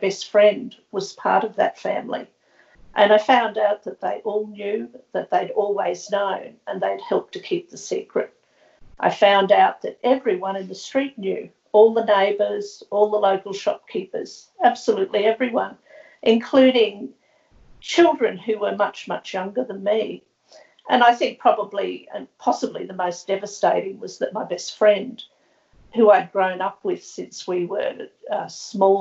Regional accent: Brisbane, Queensland, Australia; I was born in 1953 in Brisbane at the beginnings of the forced adoption era, when practices really started to ramp up and increase. I grew up in a working class family here

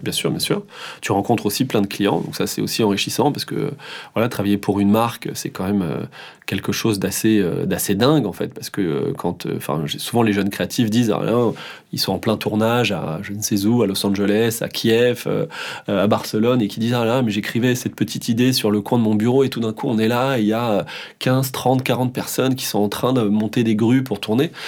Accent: Hossegor, Nouvelle-Aquitaine, France; also born or lived in Paris suburbs; now in Paris region, France; je pense que j'irai vivre euh, dans le sud-ouest, chez moi, au Segor

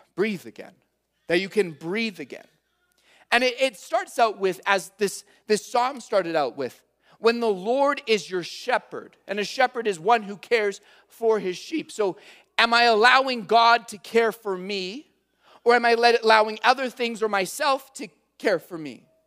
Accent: Calgary, Alberta, Canada; I'm from Calgary

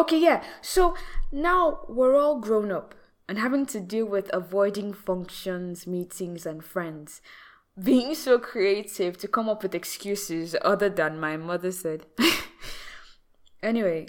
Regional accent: Nigeria; a Nigerian spoken word artist

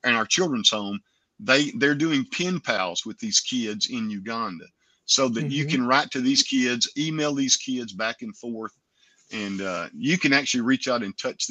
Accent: United States; we as Americans

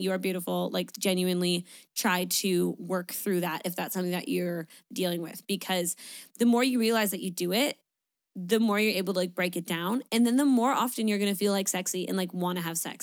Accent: Niagara Falls, Ontario, Canada; I'm from Niagara

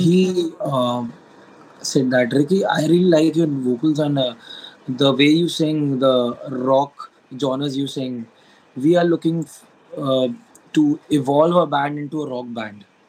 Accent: Lucknow, Uttar Pradesh, India; I really had to come back to Lucknow to like to my hometown again

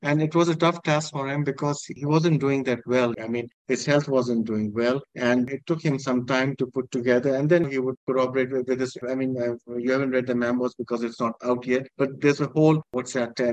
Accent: Pakistan; I'm not a British citizen. I'm a Pakistani, a very proud Pakistani citizen

